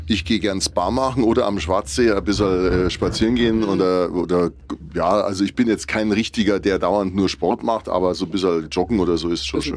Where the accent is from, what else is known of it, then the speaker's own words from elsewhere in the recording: Rosenheim, Bavaria, Germany; ich bin ja gebürtiger Rosenheimer